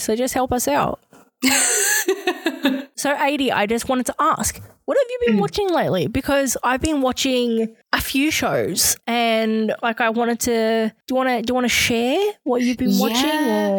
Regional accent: Australia; we're Australian.

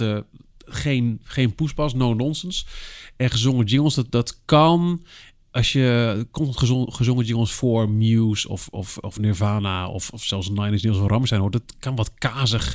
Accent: Almelo, Overijssel, Netherlands; Ik kom uit Almelo

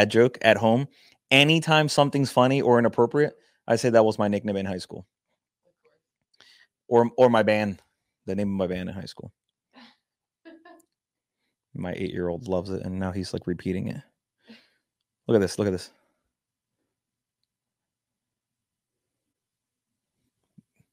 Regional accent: Puerto Rico; I'm from Puerto Rico

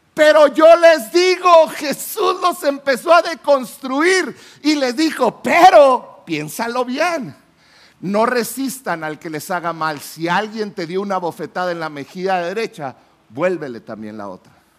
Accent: Chihuahua, Mexico; yo soy de la ciudad de Chihuahua, yo vine de Chihuahua a un congreso de jóvenes

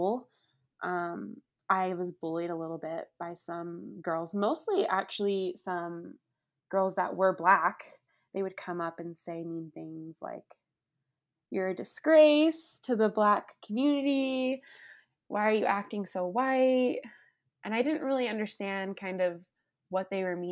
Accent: Las Vegas, Nevada, United States; I grew up in Las Vegas, Nevada

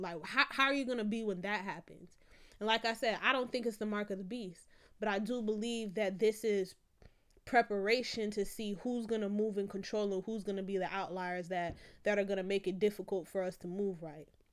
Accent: Florida, United States; I'm from Florida

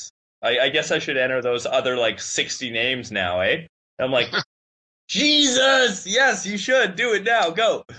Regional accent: Winnipeg, Manitoba, Canada; moved away; I grew up in Winnipeg. Yeah. Winnipeg's my home turf

